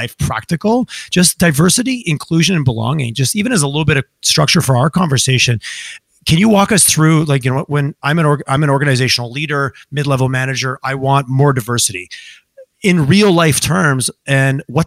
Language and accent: English; Canada; growing up in Canada, sometimes we grew up in a very monocultured society